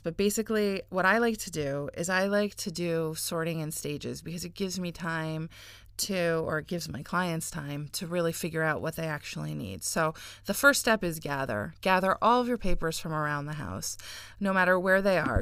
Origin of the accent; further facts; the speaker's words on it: United States; now in Israel; I live here and I don't I don't live in the US anymore. And I was born in America.